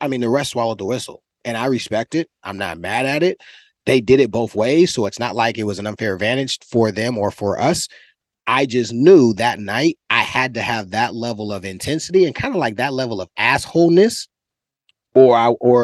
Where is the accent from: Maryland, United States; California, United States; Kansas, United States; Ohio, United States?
California, United States; I'm from Cali